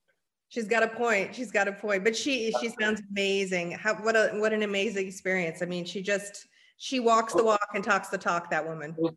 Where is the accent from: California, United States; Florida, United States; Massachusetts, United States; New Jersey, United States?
California, United States; San Francisco; I'm born and raised in San Francisco